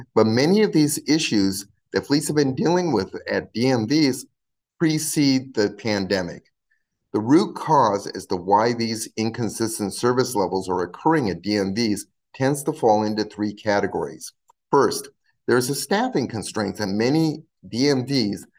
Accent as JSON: {"language": "English", "region": "California", "country": "United States", "said": "my home state of California"}